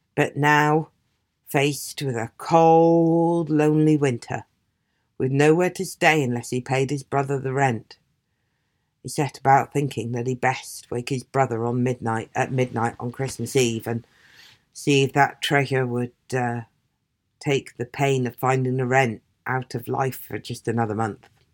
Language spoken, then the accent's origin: English; Aberdeen, Scotland, United Kingdom; moved away; also born or lived in South West England; I'm from Aberdeen originally, the same place Elizabeth Blackwell is fr-, was from